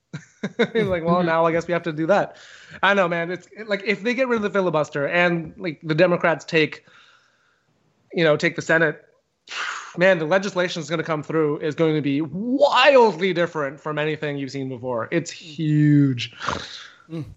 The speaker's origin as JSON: {"language": "English", "country": "Canada", "said": "I'm a Canadian comedian"}